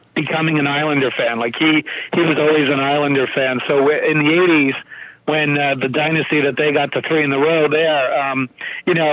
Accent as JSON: {"language": "English", "region": "New York", "country": "United States", "tie": "born or raised there", "said": "I was born in 69 in New York"}